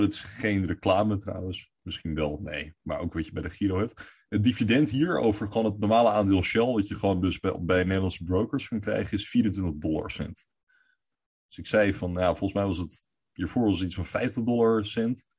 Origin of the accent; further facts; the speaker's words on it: Netherlands; wij als Nederlanders